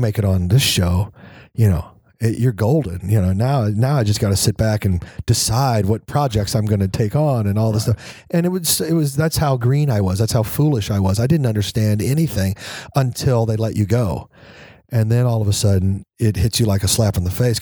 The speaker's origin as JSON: {"language": "English", "region": "Kansas", "country": "United States", "moved": "as an adult", "said": "I was from Kansas and the military"}